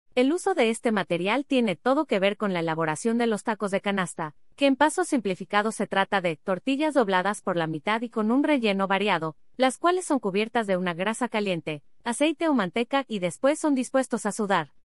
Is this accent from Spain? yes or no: no; Mexico; Como mexicanos y más en el centro del país